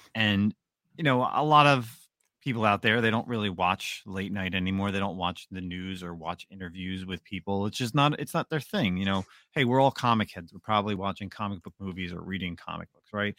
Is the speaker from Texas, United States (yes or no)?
no; Roselle Park, New Jersey, United States; my hometown, Roselle Park